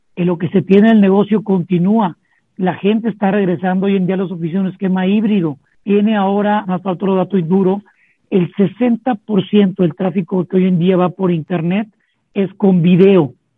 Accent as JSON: {"language": "Spanish", "country": "Mexico", "said": "como mexicanos"}